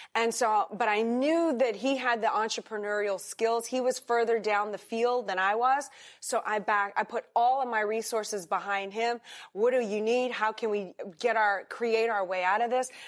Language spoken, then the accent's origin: English; New Orleans, Louisiana, United States; also born or lived in Madrid, Spain; now in Miami, United States; I grew up in New Orleans, Louisiana